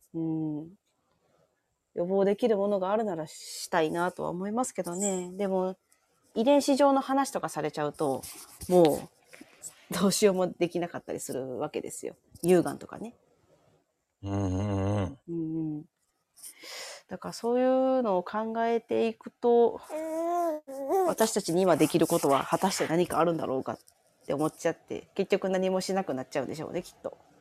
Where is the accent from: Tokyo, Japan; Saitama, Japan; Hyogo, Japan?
Hyogo, Japan; 私、兵庫県なんですけど、おお。住まいはちょっと都会なんですが、働き口が、あの、地元のとこ